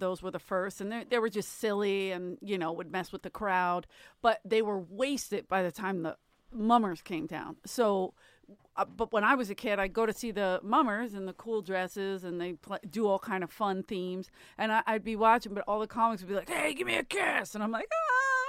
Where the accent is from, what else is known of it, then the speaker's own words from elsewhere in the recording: Philadelphia, Pennsylvania, United States; I mean, I'm from South Philly. We didn't live in Center City.